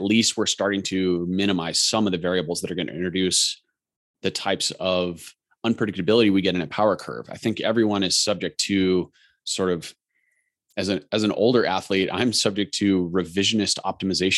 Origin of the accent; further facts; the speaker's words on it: Colorado, United States; I grew up racing in Colorado